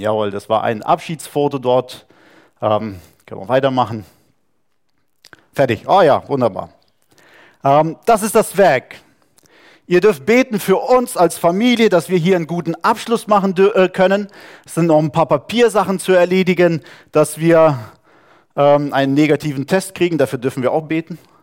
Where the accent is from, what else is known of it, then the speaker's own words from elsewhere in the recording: Saarland, Germany; moved away; Wir sind irgendwo im Saarland aufgewachsen, wo es nur Französisch gab